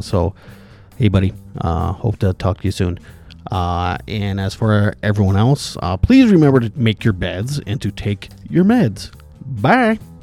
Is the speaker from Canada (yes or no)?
yes; Indian Head, Saskatchewan, Canada; my hometown here where I'm living